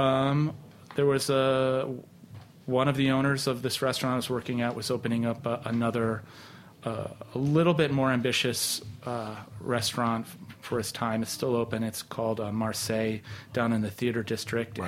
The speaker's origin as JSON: {"language": "English", "region": "New York", "country": "United States", "said": "I was from New York"}